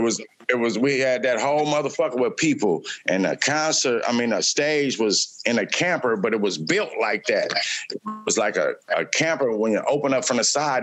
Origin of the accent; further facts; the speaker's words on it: Oakland, California, United States; fiftieth in uh, Vicksburg. That's where I grew up